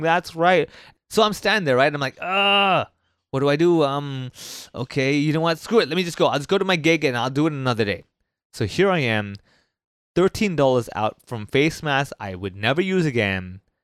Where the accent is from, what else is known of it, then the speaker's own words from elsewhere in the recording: Hong Kong; someone like myself who was born and raised in Hong Kong